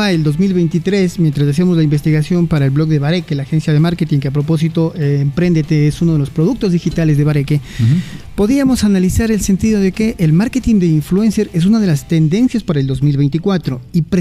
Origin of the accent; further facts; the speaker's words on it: Cuenca, Azuay, Ecuador; Como somos los cuencanos, ¿no?